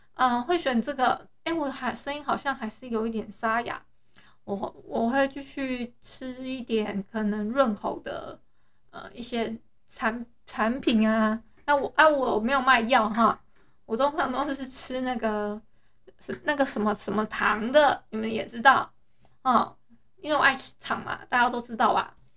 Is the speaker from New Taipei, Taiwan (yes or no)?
no; Hualien, Hualien County, Taiwan; 我是花莲人